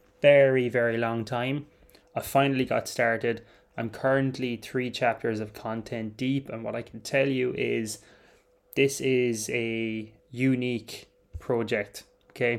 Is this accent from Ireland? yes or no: yes; Ireland; I'm Irish, I'm sitting here in Clonmel, County Tipperary